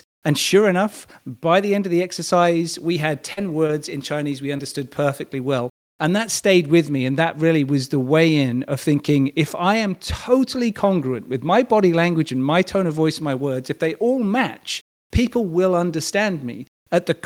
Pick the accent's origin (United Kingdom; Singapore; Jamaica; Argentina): United Kingdom; a British male